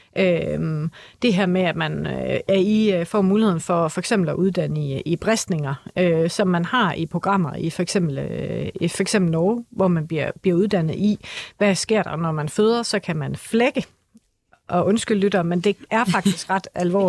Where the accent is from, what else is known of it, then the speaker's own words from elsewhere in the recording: Aarhus, Central Denmark Region, Denmark; accent: Aarhus dialect; i Aarhus, hvor jeg kommer fra, det tror jeg er rimelig tydeligt på min dialekt